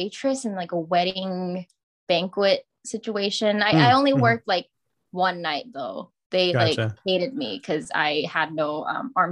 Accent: Singapore; accent: Singlish; moved away as an adult; also born or lived in New Mexico, United States / Arizona, United States; now in United States; I was born and raised in Singapore

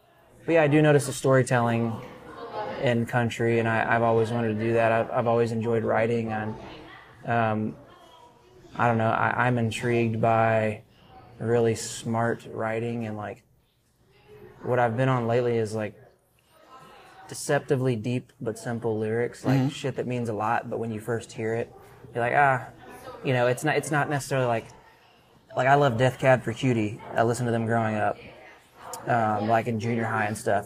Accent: South Texas and Central Texas, United States; I grew up in South Texas and Central Texas

